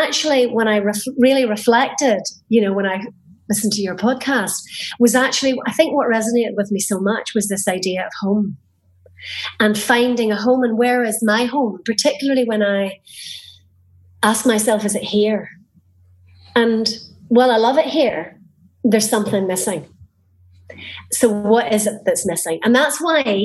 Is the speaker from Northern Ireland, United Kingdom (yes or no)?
yes; Northern Ireland, United Kingdom; now in Spain; I was a teenager in the 80s growing up in Northern Ireland at the height of the Troubles.